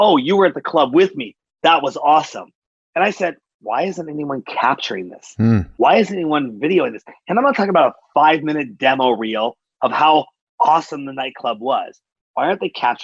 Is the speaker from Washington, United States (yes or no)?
yes; Seattle, Washington, United States; I'm from Seattle, and we were part of the big grunge movement